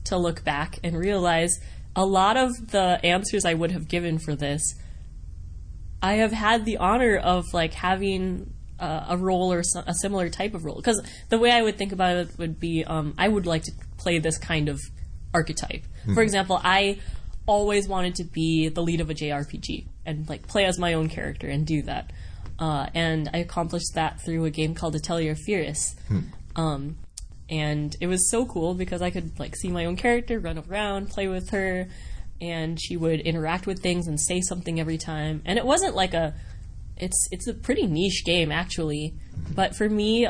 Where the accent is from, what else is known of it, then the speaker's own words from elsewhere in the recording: Wisconsin, United States; I grew up in Wisconsin